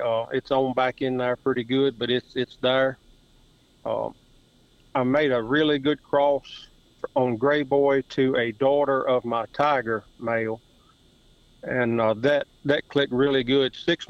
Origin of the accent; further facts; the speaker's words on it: Madison, Virginia, United States; 45 years old, born and raised in Madison, Virginia.